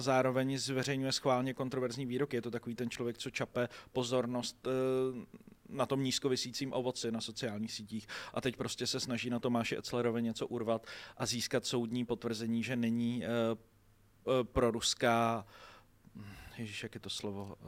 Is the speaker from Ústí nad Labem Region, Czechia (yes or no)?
yes; Děčín, Ústí nad Labem Region, Czechia; Děčína, což je moje rodní město